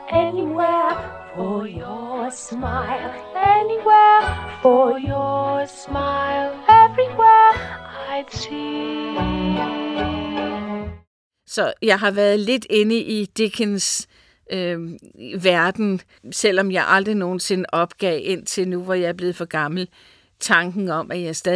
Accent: United States; Jeg voksede op i Amerika, og jeg kan huske, at jeg var igen en 10-11 år, da vi var oppe i Los Angeles

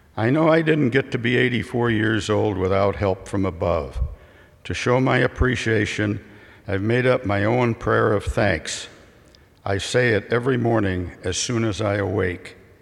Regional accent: Richmond, Illinois, United States; in the small farm community of Richmond, Illinois

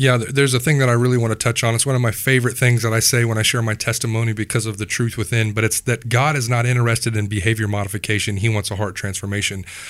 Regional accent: Wichita, Kansas, United States; I grew up here in Wichita, Kansas

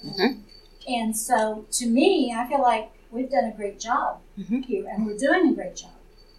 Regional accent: Texas, United States; now in Colorado Springs, United States; growing up in Texas

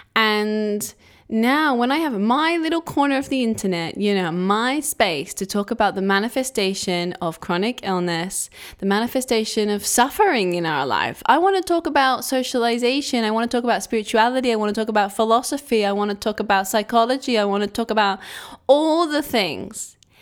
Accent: England, United Kingdom; I'm from England

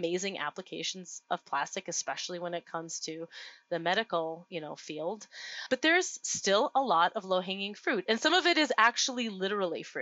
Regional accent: Duluth, Minnesota, United States; my hometown of Duluth, Minnesota

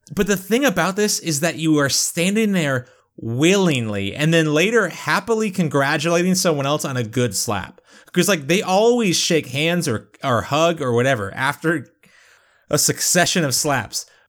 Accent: United Kingdom; I'm British

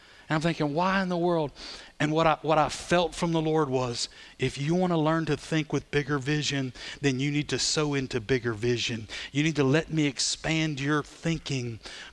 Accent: Sulphur, United States; also born or lived in Belize; I'm from Sulphur

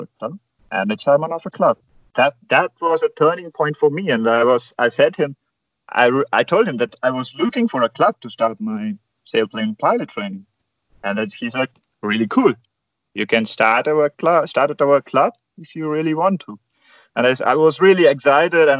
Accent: India; moved away as an adult; now in Germany; there are quite few glider clubs in India, and I never even had a chance to fly gliders at my home country

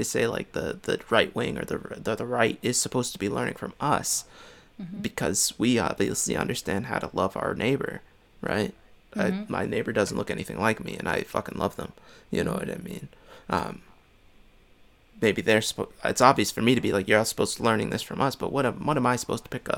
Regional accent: Montgomery County, Maryland, United States; I come from Montgomery County, Maryland

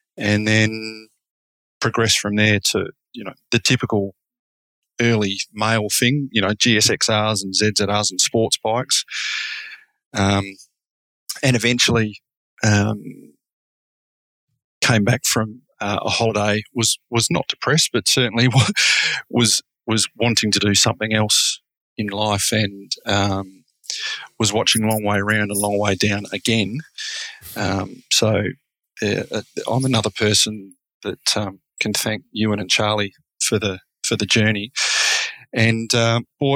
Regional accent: Perth, Western Australia, Australia; I'm also from Perth, Western Australia.

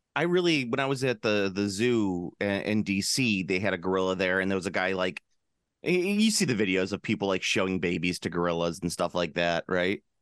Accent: Central United States, United States; I am a flatlander from Central Ameri-, eh, from Central America, from Central United States

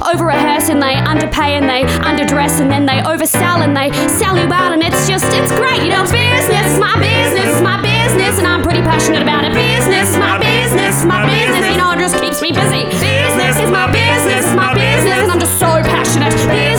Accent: Tasmania, Australia; accent: very country; I'm from Tasmania.

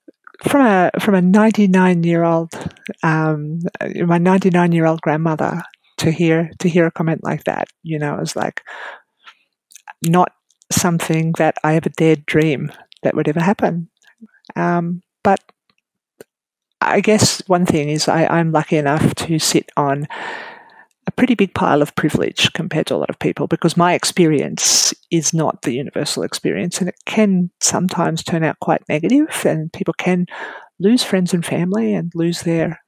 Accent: Narrabri, New South Wales, Australia; now in Queensland, Australia; Narrabri, which is my old hometown in New South Wales.

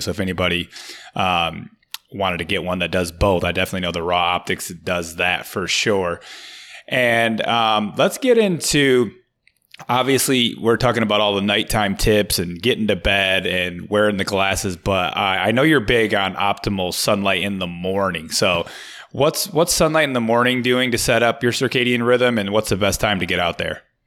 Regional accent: Michigan, United States; moved away as an adult; now in Florida, United States; I'm from Michigan

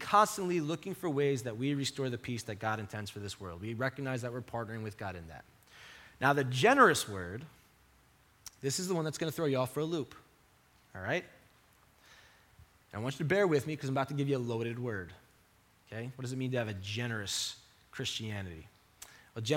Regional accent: Long Island, New York, United States; growing up on Long Island

